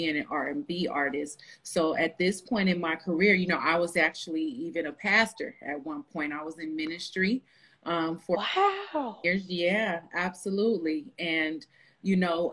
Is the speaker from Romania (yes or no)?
no; Los Angeles, California, United States; also born or lived in Texas; now in Las Vegas, United States; I'm actually from Los Angeles, California, but I do reside here in Las Vegas